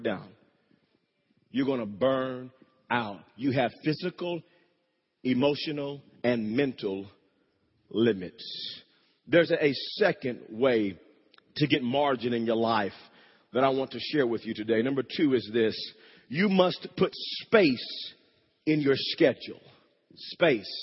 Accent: Wewoka, Oklahoma, United States; When I was growing up in Wewoke, Oklahoma, me and my brother, we shared a bedroom.

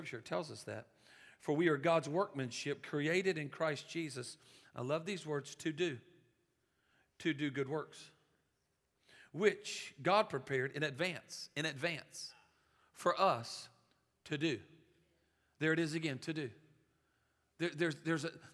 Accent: Louisiana, United States; I'm from Louisiana.

